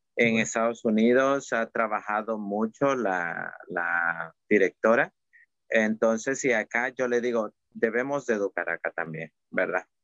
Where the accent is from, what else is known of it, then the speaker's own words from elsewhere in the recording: El Salvador; en El Salvador hablamos de la palabra cuchicheo